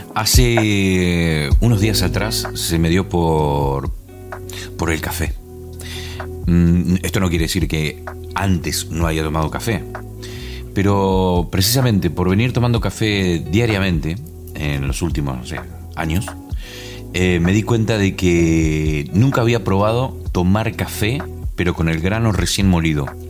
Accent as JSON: {"language": "Spanish", "town": "Concordia", "region": "Entre Ríos", "country": "Argentina", "tie": "born or raised there", "also_born_or_lived": "La Gomera, Spain", "moved": "as an adult", "lives_now": "United Kingdom", "said": "ella nació en la misma ciudad que nací yo, en Argentina. Esto estamos hablando de Concordia, Entre Ríos"}